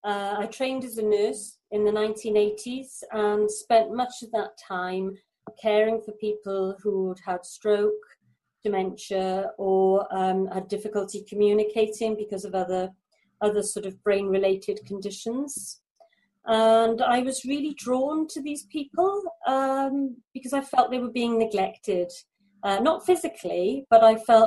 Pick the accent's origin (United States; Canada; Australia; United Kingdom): United Kingdom; Mumbles, Wales; I'm from South Wales in the UK. I'm from a little place called Mumbles.